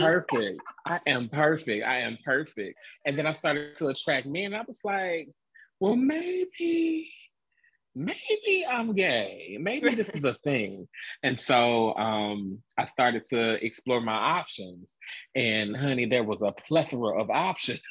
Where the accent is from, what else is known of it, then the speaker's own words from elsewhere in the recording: Atlanta, Georgia, United States; moved away as an adult; now in Dallas, United States; I am a Atlanta native, born and raised in Atlanta, Georgia